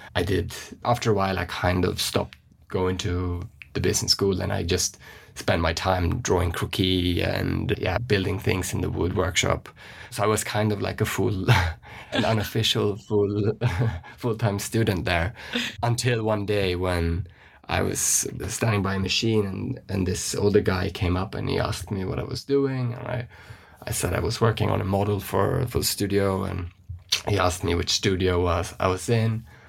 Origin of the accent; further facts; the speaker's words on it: West Coast of Sweden, Sweden; moved away; if we start in Sweden, where I grew up, I'm from the West Coast.